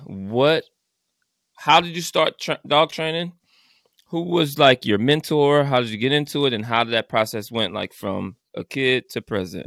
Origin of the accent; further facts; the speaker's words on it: New Orleans, Louisiana, United States; I'm from New Orleans, actually.